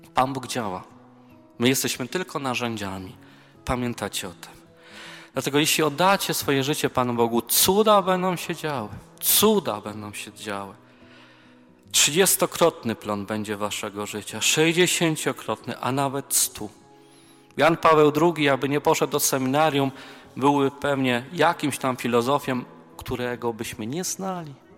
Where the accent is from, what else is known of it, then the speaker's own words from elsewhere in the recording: near Częstochowa, Silesian Voivodeship, Poland; Ja pochodzę z okolic Częstochowy, więc tam moja mama mnie urodziła.